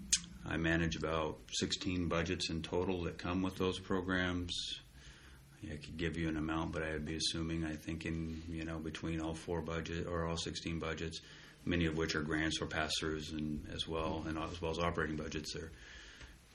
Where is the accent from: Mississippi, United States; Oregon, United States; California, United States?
Oregon, United States; Hermiston; moved away as an adult; now in Pendleton, United States; I grew up in Hermiston. I've lived in Hermiston through high school.